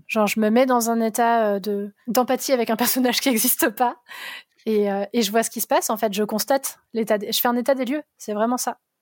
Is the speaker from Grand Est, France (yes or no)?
yes; Vosges, Grand Est, France; J'ai grandi dans les Vosges